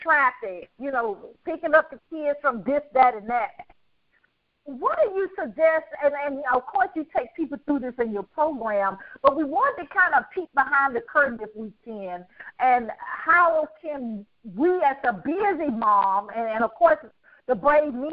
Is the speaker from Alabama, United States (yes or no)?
yes; Birmingham, Alabama, United States; moved away; also born or lived in Atlanta; originally from Birmingham, Alabama.